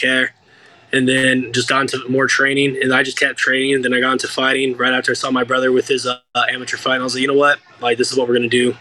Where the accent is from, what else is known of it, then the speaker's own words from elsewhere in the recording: United States; I'm from America